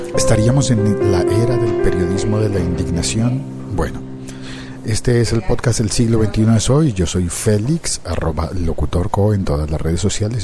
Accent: Colombia; pasa en mi país, pasa en Colombia

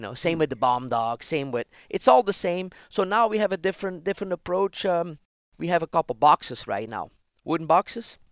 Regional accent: Ghent, Flanders, Belgium; moved away as an adult; I was born in Belgium, Ghent

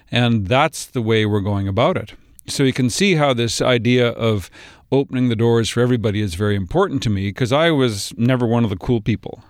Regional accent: Kamloops, British Columbia, Canada; also born or lived in Vancouver Island; now in Vancouver, Canada; I live in Vancouver. I grew up in Kamloops.

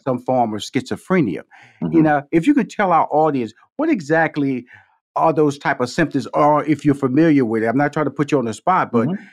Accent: Houston, Texas, United States; come from Fifth Ward, Texas, six sisters, two brothers, and I remember our parents. You know, we born in, I was born in Houston, Texas, but they from Shreveport, Louisiana

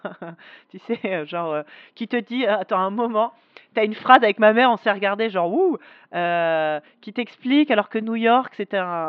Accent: Paris, Île-de-France, France; Les, Parisiens, on a cette image de ah, on n'est pas sympa et tout

